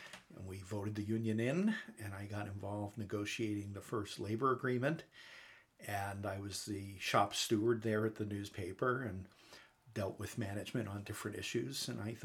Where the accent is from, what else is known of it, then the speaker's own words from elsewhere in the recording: New York, United States; moved away; also born or lived in Northern California; I grew up in New York